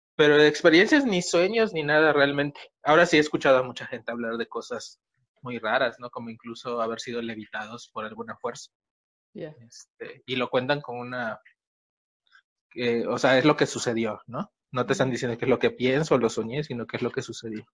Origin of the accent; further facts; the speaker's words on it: Yucatán, Mexico; En Yucatán, de donde soy oriundo